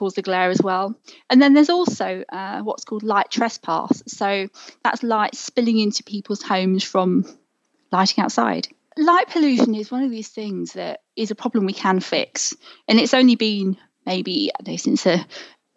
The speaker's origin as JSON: {"language": "English", "area": "near Heathrow Airport", "region": "edge of London", "country": "United Kingdom", "tie": "born or raised there", "said": "I grew up near Heathrow Airport. So, you know, the edge of London"}